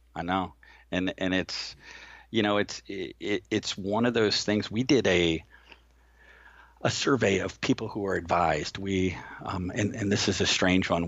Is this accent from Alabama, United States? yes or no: no; Manhattan Beach, California, United States; moved away; I grew up in Manhattan Beach